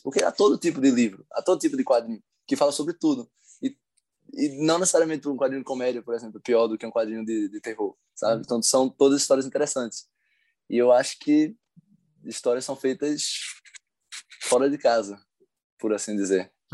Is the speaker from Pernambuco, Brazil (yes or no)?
yes; Recife, Pernambuco, Brazil; now in Brasília, Brazil; Brasília, Distrito Federal, mas minha cidade natal é Recife, Pernambuco.